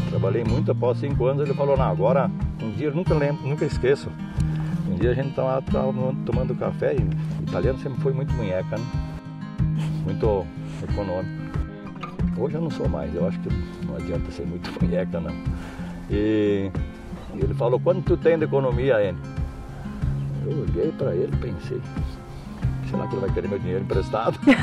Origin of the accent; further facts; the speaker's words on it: Rio Grande do Sul, Brazil; moved away as an adult; now in Nova Alvorada do Sul, Brazil; Nós saímos do Rio Grande do Sul